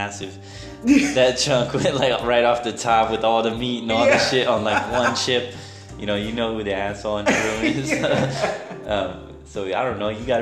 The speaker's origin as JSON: {"language": "English", "region": "New Mexico", "country": "United States", "tie": "born or raised there", "said": "growing up in New Mexico"}